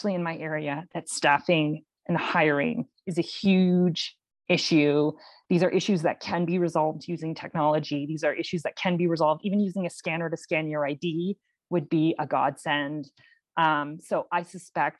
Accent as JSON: {"language": "English", "town": "Windsor", "region": "Ontario", "country": "Canada", "tie": "born or raised there", "said": "So I grew up actually in Windsor, which is just across from Detroit"}